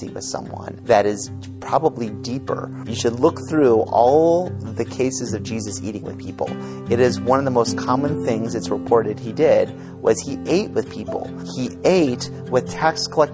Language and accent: English; Washington, District of Columbia, United States; I grew up in Washington, D.C. area